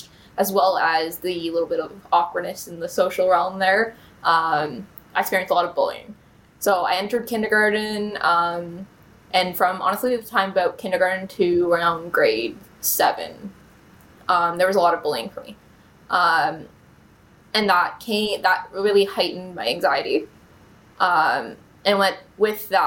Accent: Bowmanville, Ontario, Canada; So I grew up in Bowmanville, was born there

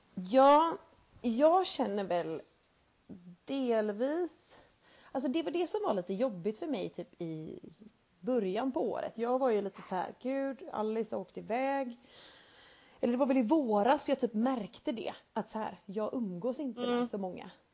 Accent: Sweden; vi är svenskar

